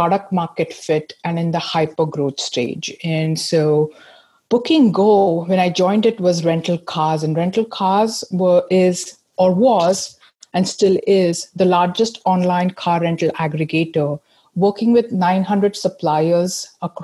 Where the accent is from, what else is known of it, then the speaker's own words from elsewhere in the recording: India; moved away as an adult; also born or lived in United States / Seattle / Manchester; now in United Kingdom; I grew up in India